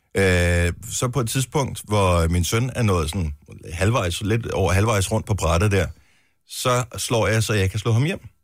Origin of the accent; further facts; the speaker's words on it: Funen, Southern Denmark, Denmark; nu er jeg jo i Fynbo